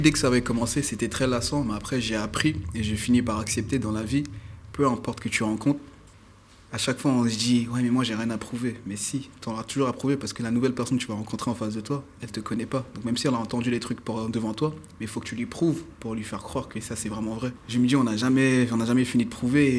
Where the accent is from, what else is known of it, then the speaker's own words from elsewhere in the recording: Paris, Île-de-France, France; je suis un pur parisien